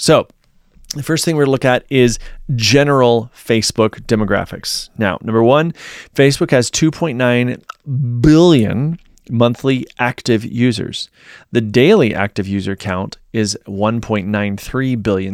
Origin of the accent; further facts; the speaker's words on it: Virginia, United States; moved away; my hometown in Virginia